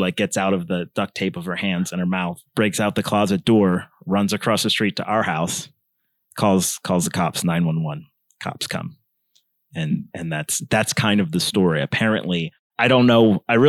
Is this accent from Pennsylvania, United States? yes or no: yes; Pittsburgh, Pennsylvania, United States; We moved from Pittsburgh to Northeast Pennsylvania. In between my sister's junior and senior year, which is some bullshit to do to your kid.